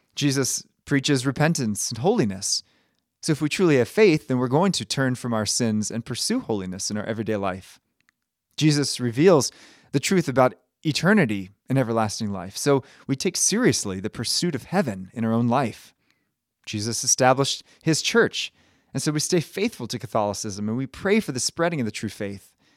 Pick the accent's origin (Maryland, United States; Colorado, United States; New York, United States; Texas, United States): Maryland, United States; I'm from Maryland